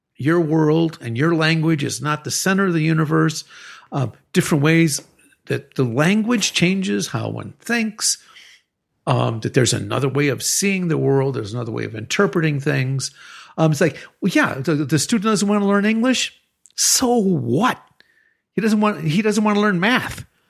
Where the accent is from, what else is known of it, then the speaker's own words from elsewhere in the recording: Chicago, Illinois, United States; now in Querétaro, Mexico; I'm from Chicago